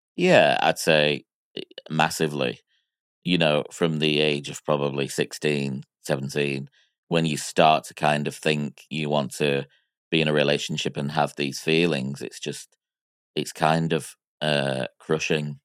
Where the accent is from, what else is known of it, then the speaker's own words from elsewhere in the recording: Miami, Florida, United States; I was born in Miami in nineteen eighty-two